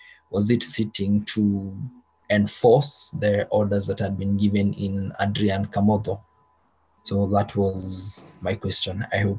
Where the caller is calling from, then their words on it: Machakos, Machakos County, Kenya; Oh, I'm joining you from Machakos, exactly, to be precise.